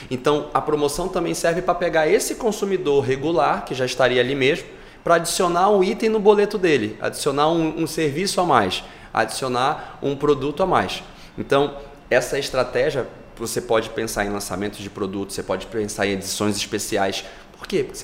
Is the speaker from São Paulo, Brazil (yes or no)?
no; Rio de Janeiro, Brazil; now in Belém, Brazil; eu moro em Belém há mais de 30 anos, apesar de não ser paraense, Porra, mas me considero paraense, sou carioca de, de ah, nascença.